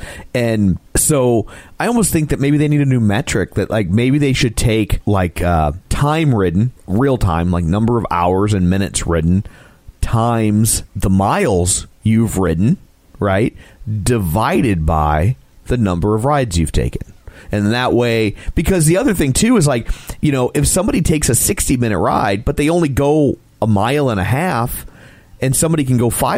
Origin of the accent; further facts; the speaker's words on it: United States; Well, I'm American, so okay.